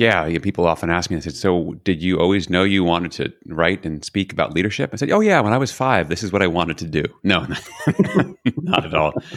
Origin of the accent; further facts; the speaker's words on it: New York City, New York, United States; So I was born in New York City, not unique. Had a single mom, also not unique. Was raised by my mom and my grandmother